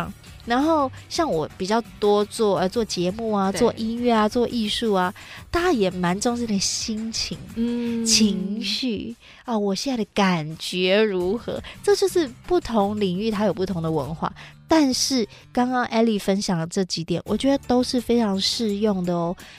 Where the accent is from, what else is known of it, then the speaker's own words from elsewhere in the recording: Hsinchu, Taiwan; 我是新竹人嘛